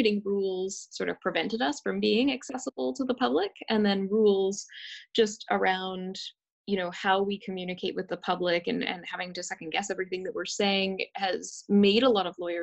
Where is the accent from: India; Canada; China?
Canada; West Coast; I grew up on the West Coast